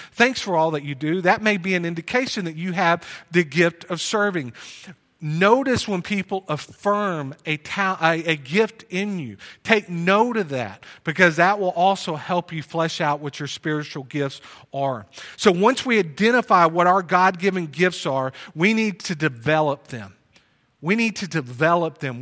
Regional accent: Plano, Texas, United States; moved away; also born or lived in Wylie, Texas; We grew up together in Plano.

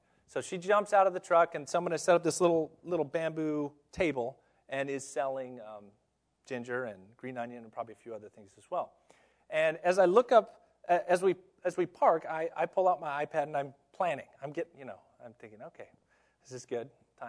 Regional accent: Tokyo, Japan; now in United States; I grew up in Tokyo, Japan, where literally, if you're late, the train is late more than 10 seconds, they get fined.

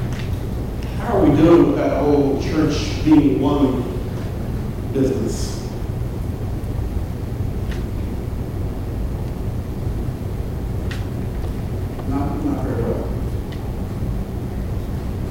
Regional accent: Vicksburg, Mississippi, United States; I grew up in Vicksburg, Mississippi, which is right on the Mississippi River.

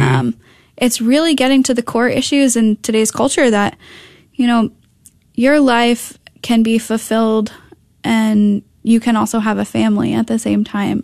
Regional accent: Connecticut, United States; moved away as an adult; also born or lived in Minnesota; now in North Texas, United States; I grew up in Connecticut

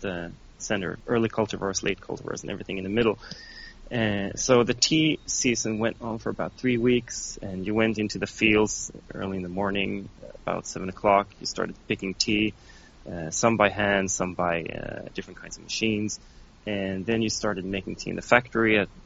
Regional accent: Sweden; first language Swedish; English is a second language; moved away as an adult; now in Japan; I was returning to Sweden, I think it was in the winter of 2015. I spent Christmas and New Year's back in my home country

